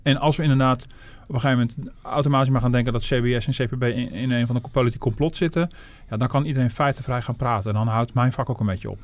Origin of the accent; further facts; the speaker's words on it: Netherlands; we als, als Hollanders